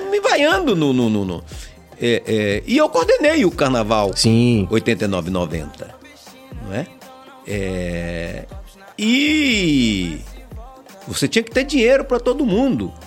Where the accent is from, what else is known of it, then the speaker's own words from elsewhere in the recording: Valença, Bahia, Brazil; nasci na cidade de Valença